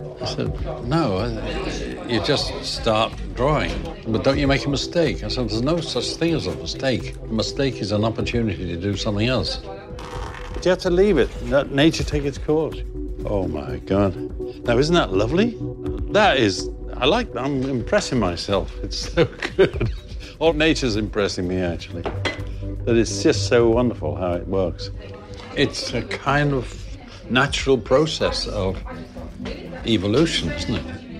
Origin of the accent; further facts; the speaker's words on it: Wales, United Kingdom; Well, I am Welsh.